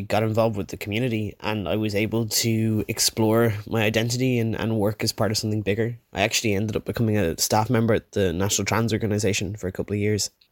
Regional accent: Wicklow, Leinster, Ireland; I'm from Wicklow in Ireland

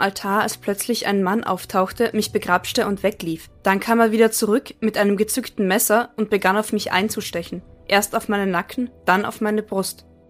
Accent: Austria; Bei uns in Österreich

